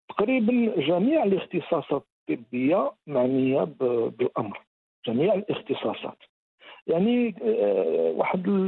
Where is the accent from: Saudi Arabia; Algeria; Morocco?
Morocco; عندنا في المغرب